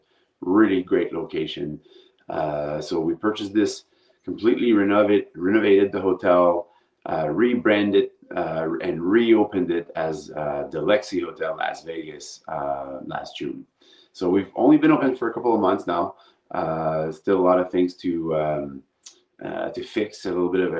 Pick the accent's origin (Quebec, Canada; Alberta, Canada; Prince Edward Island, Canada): Quebec, Canada; Montreal; moved away as an adult; now in Phoenix, United States; I'm originally from Montreal, Canada, so I'm Canadian originally. But moved to the United States about 17 years ago, Phoenix, to be precise, Arizona.